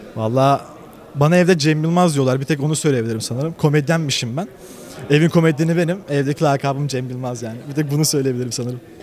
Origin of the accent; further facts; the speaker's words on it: Bursa, Turkey; ben Bursalıyım